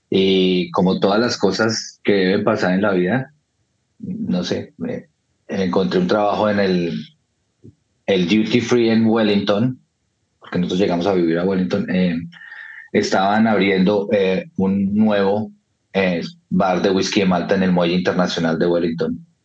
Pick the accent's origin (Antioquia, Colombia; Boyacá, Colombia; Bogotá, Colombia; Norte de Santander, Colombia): Bogotá, Colombia; moved away as an adult; also born or lived in London; soy de Bogotá, Colombia, em, y dejé Colombia ya hace casi 20 años, en el 2004 me fui a vivir a Londres